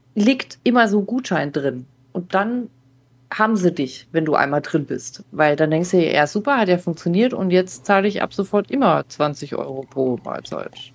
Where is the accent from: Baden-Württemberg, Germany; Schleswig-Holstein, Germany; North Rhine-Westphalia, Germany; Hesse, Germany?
Baden-Württemberg, Germany; ich bin auch so in Baden-Württemberg groß geworden